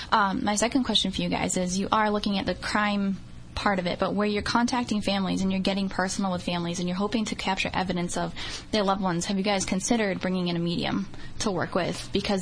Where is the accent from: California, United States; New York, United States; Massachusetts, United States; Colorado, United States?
Massachusetts, United States; New Bedford; Growing up in New Bedford, you think about it. I was born in the 1980s